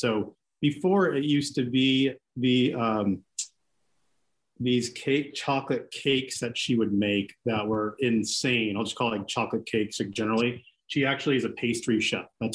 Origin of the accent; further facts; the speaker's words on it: Seattle, Washington, United States; first language Greek; English is a second language; grew up in Seattle, went to Blanchett High School, went to the U where I met you